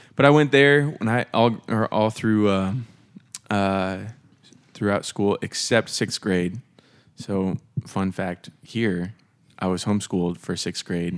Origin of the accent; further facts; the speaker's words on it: Des Moines, Iowa, United States; also born or lived in Camp Hill, Pennsylvania; grew up here in the Des Moines area